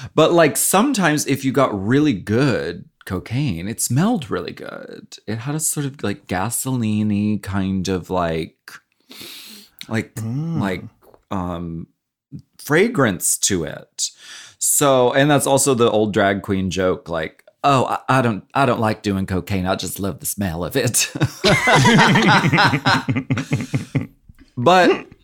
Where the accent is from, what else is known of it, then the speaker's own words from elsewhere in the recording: Pennsylvania, United States; moved away; I grew up in Pennsylvania